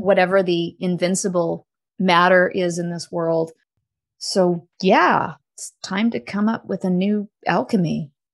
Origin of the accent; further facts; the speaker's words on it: Canada; when I came out as a Canadian citizen